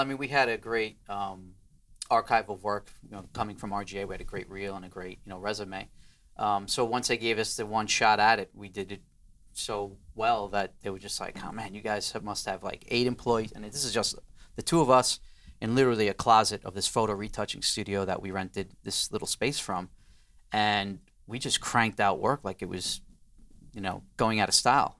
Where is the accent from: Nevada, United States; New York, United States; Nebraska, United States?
New York, United States; New York City; I'm from Queens